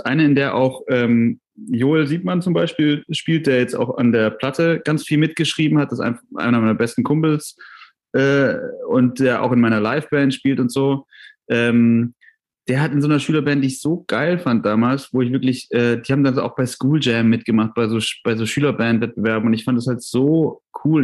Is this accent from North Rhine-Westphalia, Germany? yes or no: no; Tübingen, Baden-Württemberg, Germany; in Tübingen, wo ich aufgewachsen bin